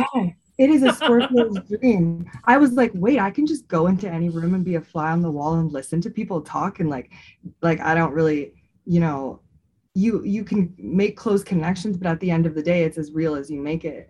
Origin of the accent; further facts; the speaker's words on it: Bay Area, California, United States; moved away as an adult; now in Colorado, United States; I am originally from the Bay Area and I've lived in Colorado for I think six years